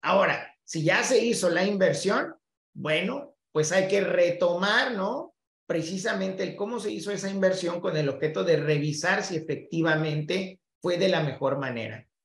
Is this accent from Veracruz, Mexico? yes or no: no; Mexico City, Mexico; now in Texas, United States; Yo soy de la Ciudad de México y eh, soy abogado también mexicano, ¿no?